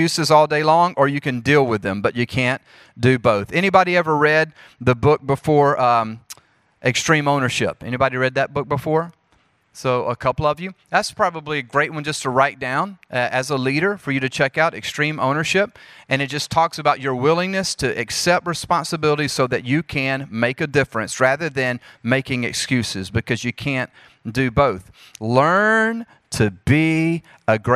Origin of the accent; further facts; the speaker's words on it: Jackson, Mississippi, United States; accent: southern; moved away as an adult; also born or lived in Charlotte, North Carolina / Springfield, Missouri; now in Oklahoma City, United States; I'm from Jackson, Mississippi, before moving to Charlotte, North Carolina, before moving to Springfield, Missouri, and now I live in Oklahoma City